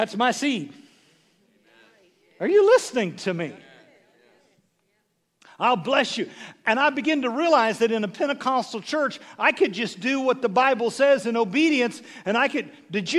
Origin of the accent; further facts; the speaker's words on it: Severy, Kansas, United States; moved away; I'm just from Severy, Kansas. 9 kids in my class, 54 in the whole school.